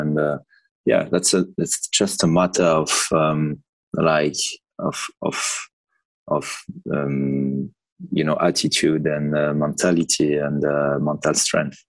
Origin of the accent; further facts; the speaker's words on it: France; moved away as an adult; I'm proud to be uh, to be French